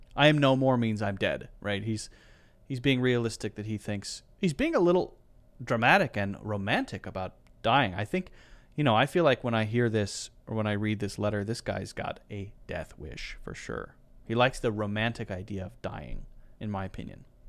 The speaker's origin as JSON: {"language": "English", "country": "United States", "said": "I'm American"}